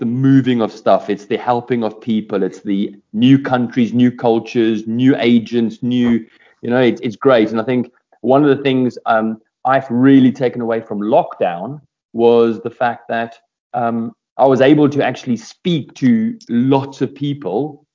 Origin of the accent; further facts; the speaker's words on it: South Africa; I'm South African